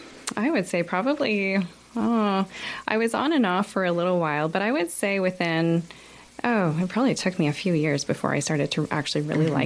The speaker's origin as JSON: {"language": "English", "town": "Kingston", "region": "Ontario", "country": "Canada", "tie": "born or raised there", "also_born_or_lived": "Toronto / Denmark", "moved": "as an adult", "lives_now": "Halifax, Canada", "said": "I'm from Kingston, Ontario. And I grew up there, lived in the same household all my life. And I went to school in Toronto where I studied psychology."}